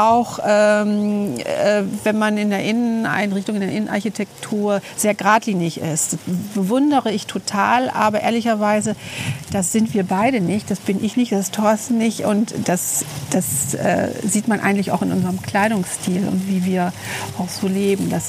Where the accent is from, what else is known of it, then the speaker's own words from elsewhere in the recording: Delmenhorst, Lower Saxony, Germany; born there; now in Braunschweig, Germany; ähm, lebe in Braunschweig jetzt, glaube ich, seit 30, seit fast 40 Jahren, gebürtig aus Delmenhorst.